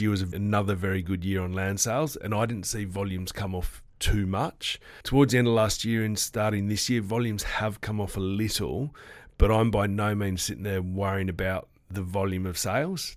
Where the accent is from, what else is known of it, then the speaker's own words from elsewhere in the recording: Sydney, New South Wales, Australia; moved away as an adult; now in Western Australia, Australia; I'm originally from the East Coast before I moved here twelve, thirteen years ago. I was calling, uh, the Sydney, which is my hometown